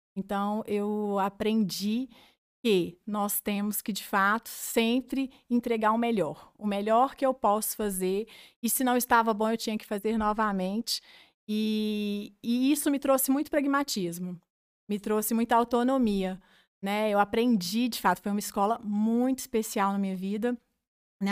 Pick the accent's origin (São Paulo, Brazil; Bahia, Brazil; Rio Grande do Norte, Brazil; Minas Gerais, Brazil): Minas Gerais, Brazil; Cláudio; moved away as an adult; now in Divinópolis, Brazil; sou claudiense, sou de Cláudio